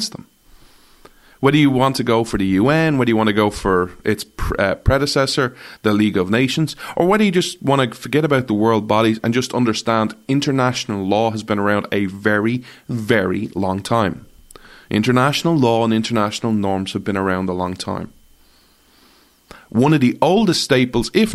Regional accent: Ireland; I'm an Irishman, not an American

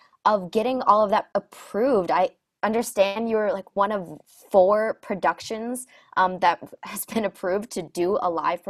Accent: Vermont, United States; I am from Vermont

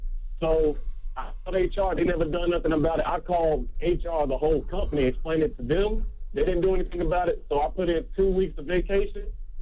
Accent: Charlotte, North Carolina, United States; So I'm from Charlotte.

